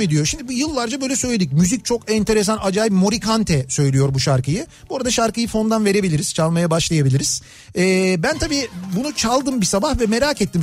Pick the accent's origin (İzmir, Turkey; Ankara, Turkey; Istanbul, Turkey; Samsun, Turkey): Istanbul, Turkey; Yoktu bizim orada